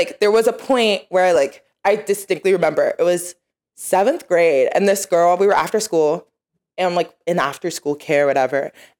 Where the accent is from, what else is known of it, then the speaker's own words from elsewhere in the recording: Nigeria; but I am Nigerian.